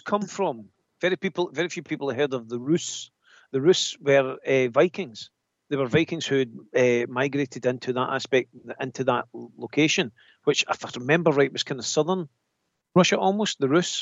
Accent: Scotland, United Kingdom; I'm Scottish.

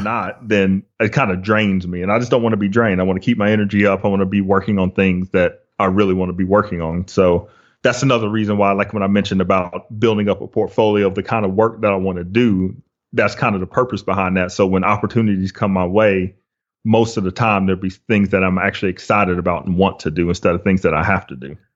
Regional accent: Flowery Branch, Georgia, United States; also born or lived in Los Angeles; I grew up in Hall County, so in Flowery Branch, Gainesville area.

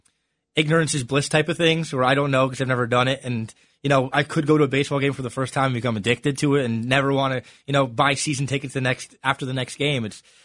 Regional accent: New Jersey, United States; I'm from Jersey and I've never gone to AC.

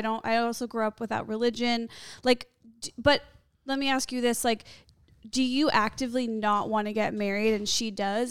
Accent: Skokie, Illinois, United States; I grew up in Skokie. It's a suburb of Chicago

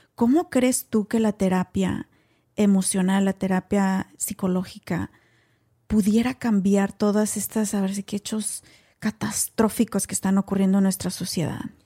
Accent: Mexico; now in United States; vengo de México igual que tú, nací, crecí, estudié en México

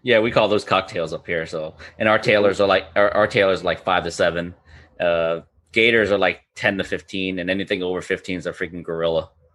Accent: Florida, United States; I was born and raised up in Fishner, Florida

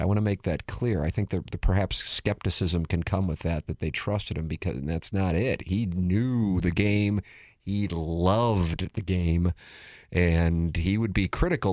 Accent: St. Louis, Missouri, United States; as St. Louisans and as Cardinal fans

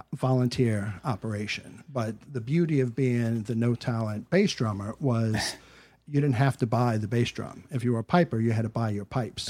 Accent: New Orleans, Louisiana, United States; moved away; also born or lived in New York; being born and raised in New Orleans

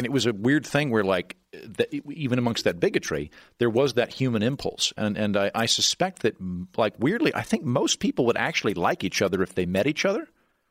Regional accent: Oklahoma, United States; moved away; also born or lived in New York City; growing up in Oklahoma

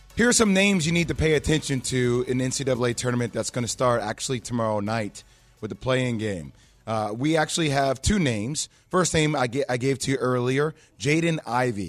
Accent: New Jersey, United States; being born and raised in Jersey

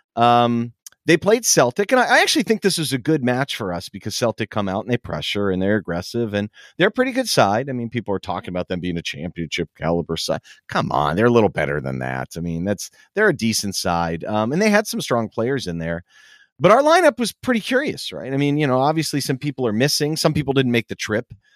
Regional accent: Pittsburgh, Pennsylvania, United States; moved away; my hometown of Pittsburgh

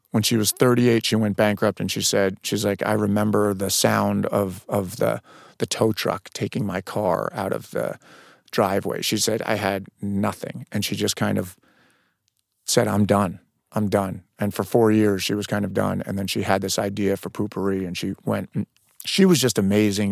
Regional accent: Westchester County, New York, United States; moved away; also born or lived in Boston; I'm from New York, Westchester County

